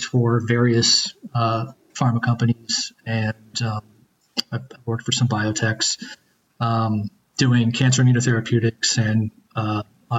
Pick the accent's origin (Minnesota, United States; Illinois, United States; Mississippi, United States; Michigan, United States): Illinois, United States; central; moved away as an adult; now in Massachusetts, United States; I grew up in Illinois, like central Illinois in the middle of a cornfield, little towns of like hundreds of people.